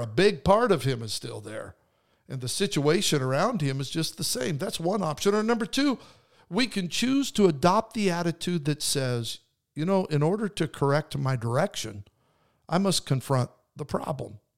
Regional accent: Idaho, United States; moved away; I grew up in Idaho

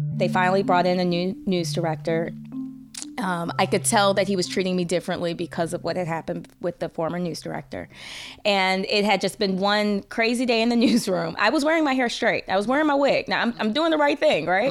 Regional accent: St. Louis, Missouri, United States; also born or lived in Arkansas / Tennessee / Flint, Michigan / Ohio; worked in my hometown, Saint Louis for two contracts

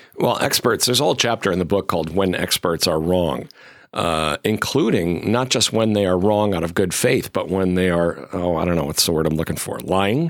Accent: Chicopee, Massachusetts, United States; moved away; actually from western Massachusetts

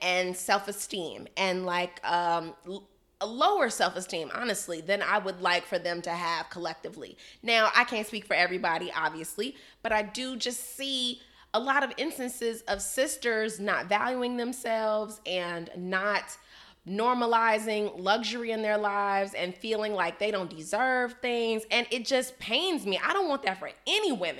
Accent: Chicago, Illinois, United States; I'm from Chicago

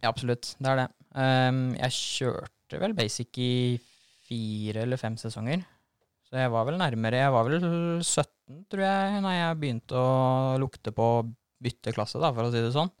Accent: Norway; vokste jeg opp på Starmoen motorpark oppå der og kjørte motocross

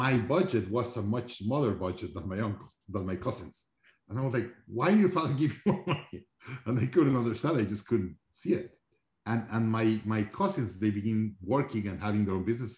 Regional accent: Mexico City, Mexico; also born or lived in Monterrey; I grew up in Mexico, Mexico City

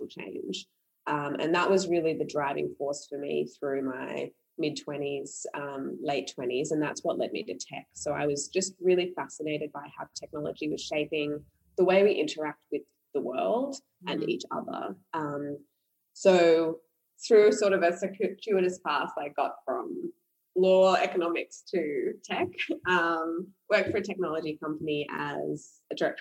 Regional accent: Australia; also born or lived in Sri Lanka; I'm half Sri Lankan, half Australian, born in Sri Lanka, raised in Australia

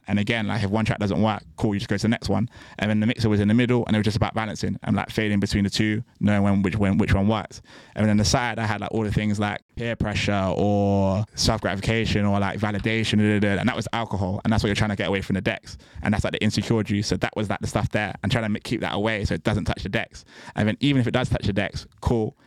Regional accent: Bristol, South West England, United Kingdom; moved away; I'm from Bristol originally

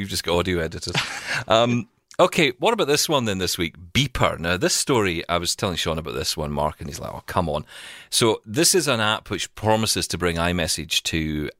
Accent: Scotland, United Kingdom; I'm from Scotland.

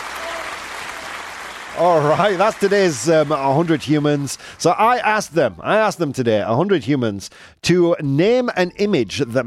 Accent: United Kingdom; as a British person

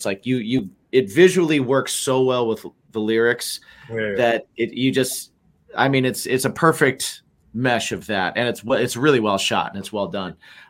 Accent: Midwest, United States; I grew up in the Midwest.

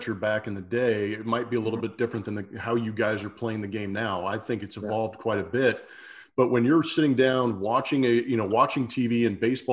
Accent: Los Angeles, California, United States; I grew up

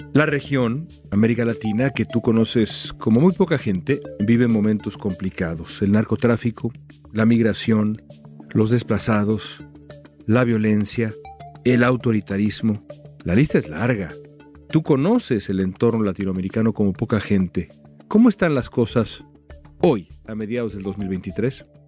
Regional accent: Mexico; a mí como mexicano

